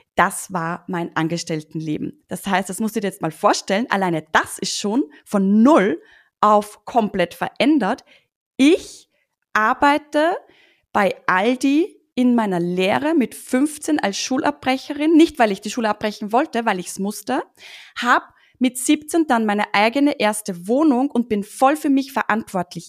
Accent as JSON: {"language": "German", "country": "Austria", "said": "Ich sitze ja hier in Österreich übrigens"}